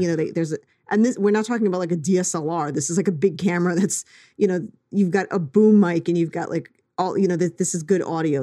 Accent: New York, United States; as a New Yorker

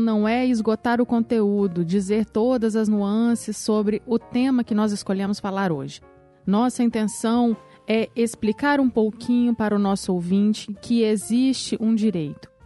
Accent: Brazil; eu sou brasileira, casada, advogada

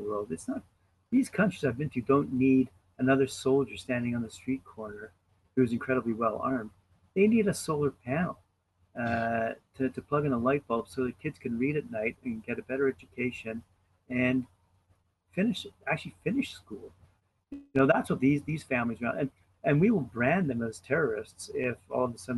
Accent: Canada; as a Canadian

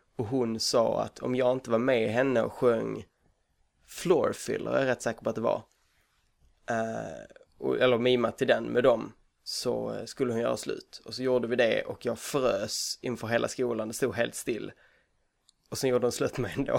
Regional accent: Hörby, Skåne, Sweden; also born or lived in Kalmar; jag är född och uppvuxen eh, på Önneköpsvång utanför Hörby, där jag är just nu

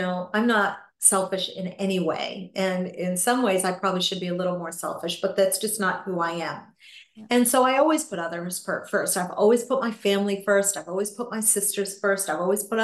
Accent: New England, United States; I grew up in New England

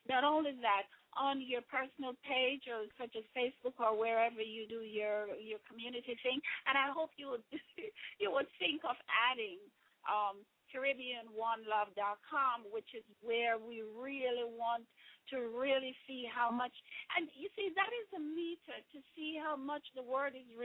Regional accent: Jamaica; moved away; When I grew up in Jamaica

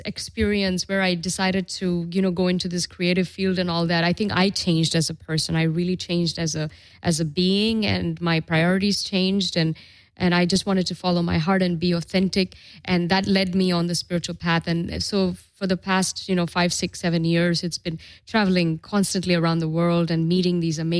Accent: Dubai, United Arab Emirates; also born or lived in Europe; You know, I grew up in Dubai and the Middle East, and it was all Islamic. And then I lived in Europe. It's all very Christian.

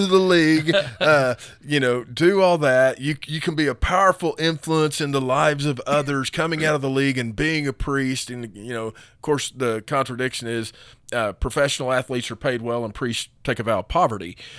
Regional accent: United States; as an American and as a Christian, you know, I'm taught to be independent

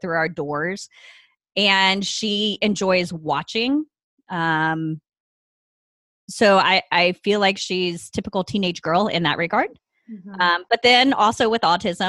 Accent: the South, United States; also born or lived in Ohio, United States; now in California, United States; I am a Southerner who has been transplanted to the West Coast via the Midwest

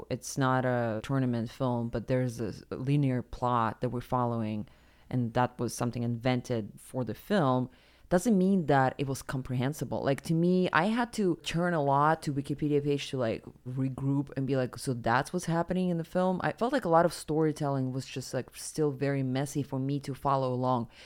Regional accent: Siberia, Russia; moved away; a person who grew up in Siberia

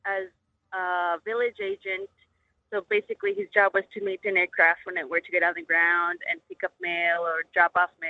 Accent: Kipnuk, Alaska, United States; now in Palmer, United States; I grew up in Kipnik, which is only accessible by airplane.

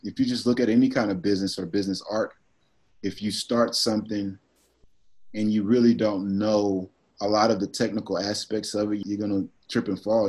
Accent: Dallas, Texas, United States; I'm from Dallas

